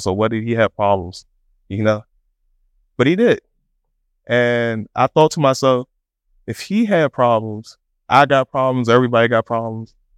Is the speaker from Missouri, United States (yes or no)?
no; Washington, District of Columbia, United States; We grew up in Southeast D C